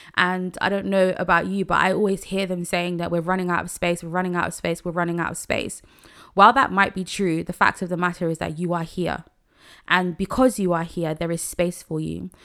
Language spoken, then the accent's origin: English; Nigeria; I'm a Nigerian woman